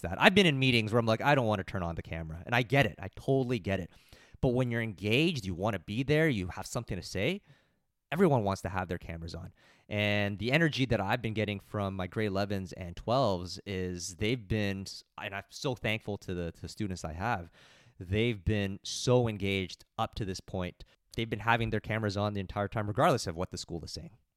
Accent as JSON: {"language": "English", "town": "Mississauga", "region": "Ontario", "country": "Canada", "said": "I don't live too far away. I'm from Mississauga."}